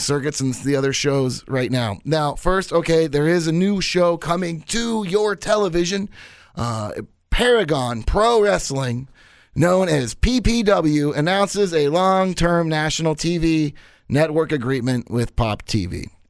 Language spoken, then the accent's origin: English; Kansas City, Missouri, United States; my hometown of Kansas City at Kemper Arena